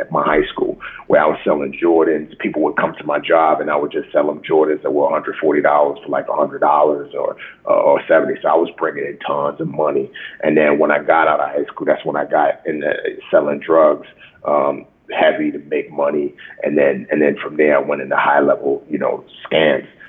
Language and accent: English; New York City, New York, United States; also born or lived in Nigeria; my mom moved back to what she knew, which was New York City. And that's how I grew up in the Bronx